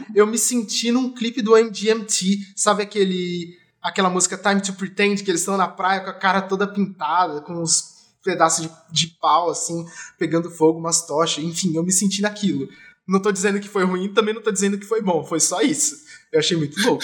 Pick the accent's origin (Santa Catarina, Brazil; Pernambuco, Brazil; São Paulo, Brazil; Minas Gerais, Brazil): São Paulo, Brazil; Jacareí; now in São Paulo, Brazil; quando eu era pequeno eu morava em Jacareí, minha avó ainda mora lá